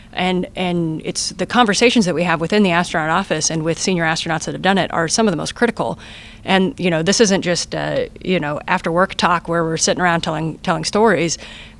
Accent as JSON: {"language": "English", "country": "United States", "first_language": "English", "said": "my first language is English, and I'm from America"}